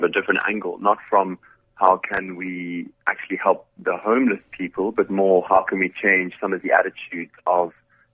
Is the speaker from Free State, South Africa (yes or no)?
no; Cape Town, Western Cape, South Africa; I'm from Cape Town.